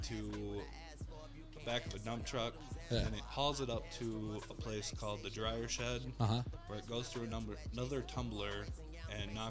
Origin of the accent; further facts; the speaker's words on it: Black River Falls, Wisconsin, United States; moved away; I grew up in Black River Falls, Wisconsin.